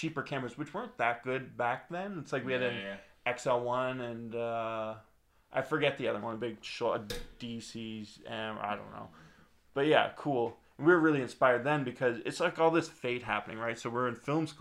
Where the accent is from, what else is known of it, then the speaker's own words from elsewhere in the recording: Nova Scotia, Canada; when you're in Nova Scotia and you're in the film industry, because we all were